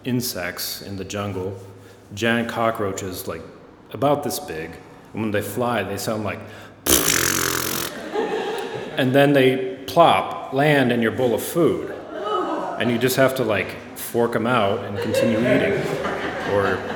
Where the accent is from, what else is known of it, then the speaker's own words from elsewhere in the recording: Gahanna, Ohio, United States; I grew up in Gahanna, so that meant Friendship Park, the end of our street